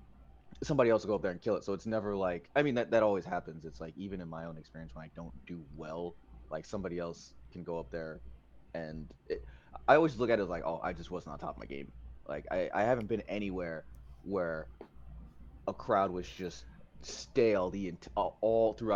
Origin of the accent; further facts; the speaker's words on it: New York, United States; also born or lived in Long Island; as a New Yorker